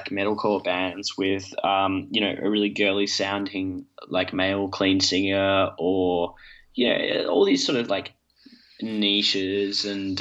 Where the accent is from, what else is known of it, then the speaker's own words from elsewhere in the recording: Perth, Western Australia, Australia; we're all from Perth.